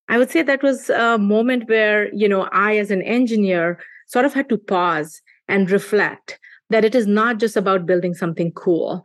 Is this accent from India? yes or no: yes; India; moved away; we were seeing growing up in India